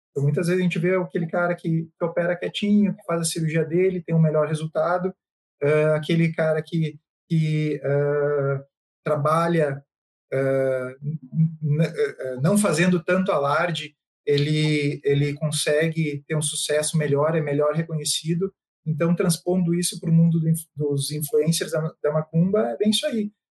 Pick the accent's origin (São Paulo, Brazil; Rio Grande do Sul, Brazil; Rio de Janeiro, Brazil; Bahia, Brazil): Rio Grande do Sul, Brazil; Santa Maria; moved away as an adult; now in Jaraguá do Sul, Brazil; eu nasci em Santa Maria, mas há, há uns sete anos atrás eu me mudei para Santa Catarina. Agora eu moro em Jaraguá do Sul